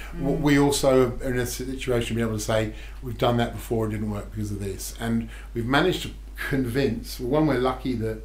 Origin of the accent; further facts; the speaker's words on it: Melbourne, Victoria, Australia; The three of us are all from Melbourne